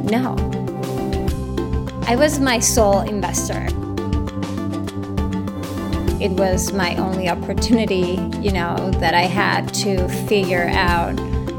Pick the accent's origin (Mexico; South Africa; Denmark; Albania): Mexico; Durango; moved away as an adult; also born or lived in Europe / Canada; now in Los Angeles, United States; I was born and raised in Mexico, as you said. I'm the youngest of four kids, and I moved to LA probably 15 years ago. I lived in Europe previously, in Canada.